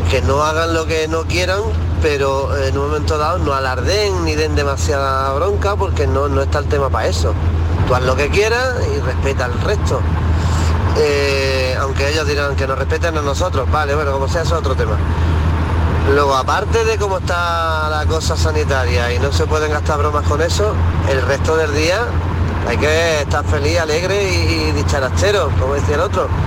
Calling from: Granada, Andalusia, Spain; Hola, buenos días, soy … de Granada.

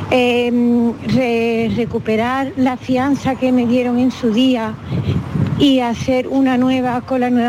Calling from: Seville, Andalusia, Spain; de Sevilla.

